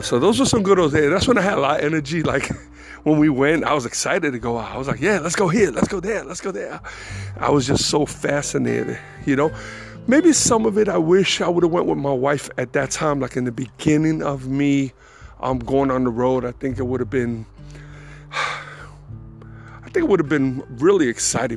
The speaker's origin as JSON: {"language": "English", "region": "New York", "country": "United States", "tie": "born or raised there", "moved": "as an adult", "said": "I, was raised in New York"}